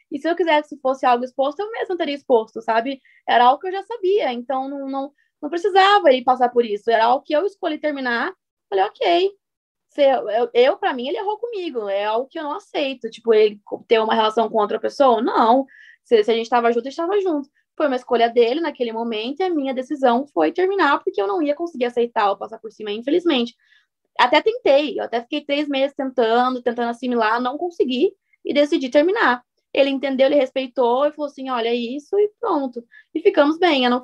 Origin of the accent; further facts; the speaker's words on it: Santa Catarina, Brazil; Prazer, eu sou a … eu sou catarinense.